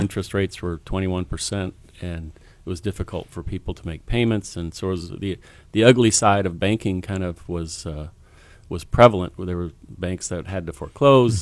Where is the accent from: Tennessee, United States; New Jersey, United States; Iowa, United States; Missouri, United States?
Iowa, United States; Waterloo; I grew up in Waterloo, Iowa, a seventh in a family of ten